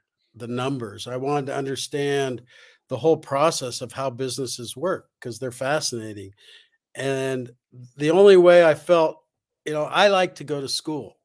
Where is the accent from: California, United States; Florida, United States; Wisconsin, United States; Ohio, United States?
California, United States; Los Angeles; I grew up in Los Angeles